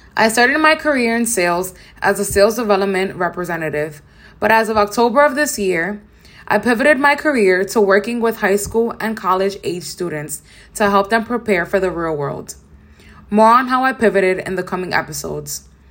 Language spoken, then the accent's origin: English; New York City, New York, United States; I grew up in Nature Projects in downtown Brooklyn with my mom